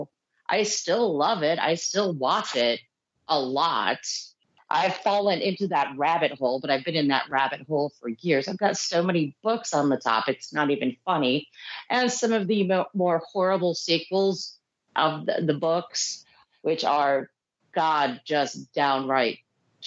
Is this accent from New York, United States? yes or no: yes; New York, United States; I grew up in New York